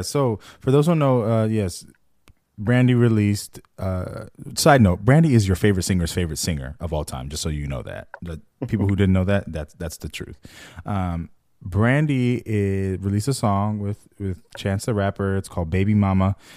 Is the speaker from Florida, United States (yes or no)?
no; just outside of Los Angeles, California, United States; I'm from the West Coast, for those who don't know, uh, L A specifically, east, just outside of L